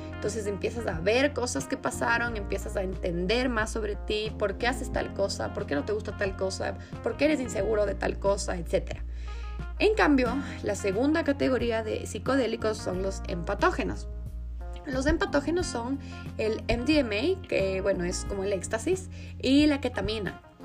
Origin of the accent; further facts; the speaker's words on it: Ecuador; also born or lived in England; como ecuatorianos, sino como latinoamericanos